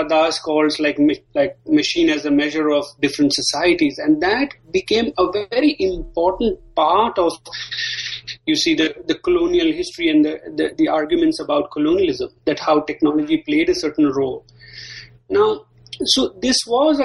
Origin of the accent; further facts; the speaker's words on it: India; moved away; growing up in India